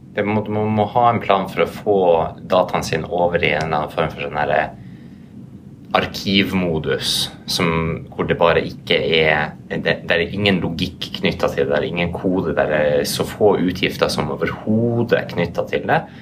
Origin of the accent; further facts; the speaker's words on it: Norway; vi er jo alle fra Norge